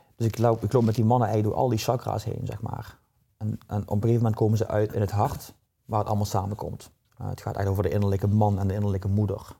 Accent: Limburg, Netherlands; accent: southern; now in Nieuwland, Netherlands; Ik ben geboren in Limburg. In het zuiden, een zuiderling hoor je waarschijnlijk ja. aan mijn tongval.

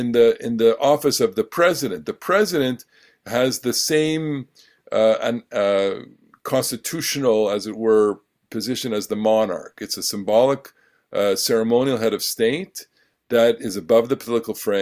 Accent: Canada; I am a Canadian

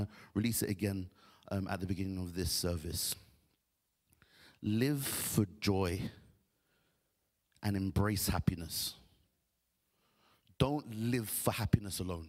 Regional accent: Nigeria; I'm Nigerian

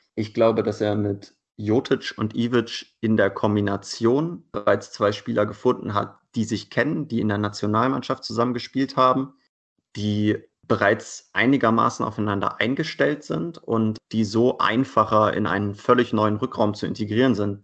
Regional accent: Hanover, Lower Saxony, Germany; moved away as an adult; now in Leipzig, Germany; Ich komme ursprünglich aus Hannover, bin also quasi ein bisschen mit den Recken groß geworden

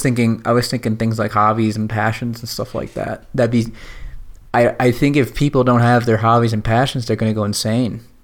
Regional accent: Virginia, United States; I grew up in Virginia

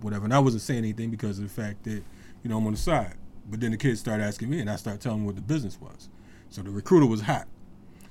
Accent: Bridgeport, Connecticut, United States; I'm from Bridgeport, Connecticut.

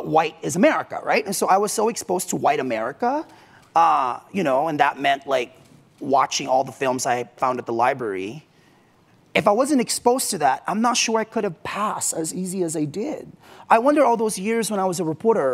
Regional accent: Mountain View, California, United States; also born or lived in Philippines; I grew up in Mountain View, where Google is

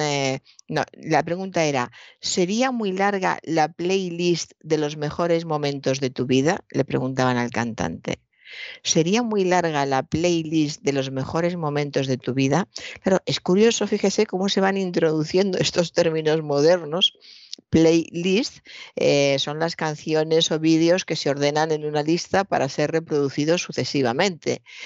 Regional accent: Toledo, Castilla-La Mancha, Spain; soy de Toledo, he visto durante toda mi infancia y mi juventud un maravilloso cuadro del Greco

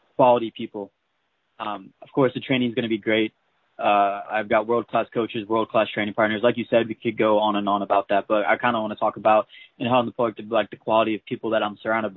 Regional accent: St. Louis, Missouri, United States; moved away as an adult; also born or lived in Kansas City / Springfield, Missouri; I'm originally from St. Louis, Missouri

